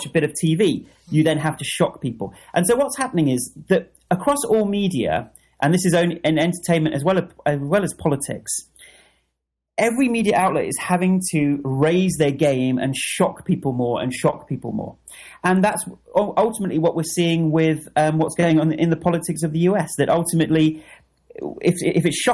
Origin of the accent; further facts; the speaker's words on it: United Kingdom; as a Brit